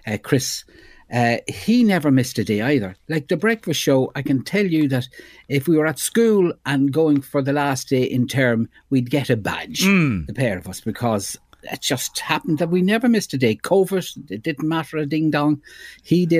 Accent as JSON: {"language": "English", "country": "Ireland", "accent": "Ardee", "said": "my RD accent"}